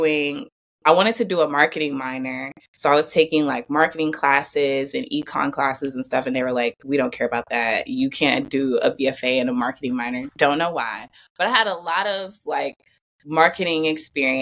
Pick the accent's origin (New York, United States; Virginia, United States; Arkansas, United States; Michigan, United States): Michigan, United States; Flint; moved away as an adult; also born or lived in Georgia; I'm from Flint, Michigan. So I'm from a small town in the Midwest.